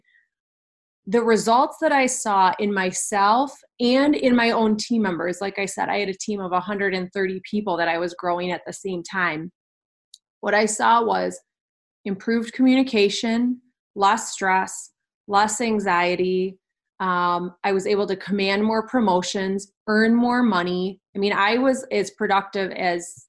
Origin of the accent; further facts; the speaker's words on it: Kenosha, Wisconsin, United States; We're both from Kenosha, Wisconsin. And we went to kindergarten together